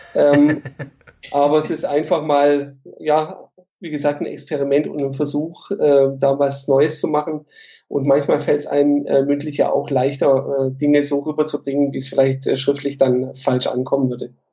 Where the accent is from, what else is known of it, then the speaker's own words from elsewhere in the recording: Stuttgart, Baden-Württemberg, Germany; in Bad Cannstatt geboren